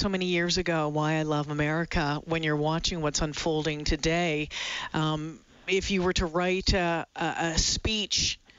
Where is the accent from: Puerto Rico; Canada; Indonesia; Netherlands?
Canada